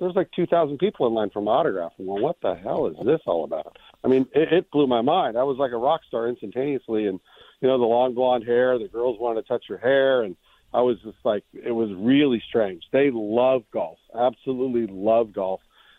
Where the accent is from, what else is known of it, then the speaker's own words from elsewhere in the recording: La Cañada Flintridge, California, United States; now in San Diego, United States; I grew up right in La Cañada.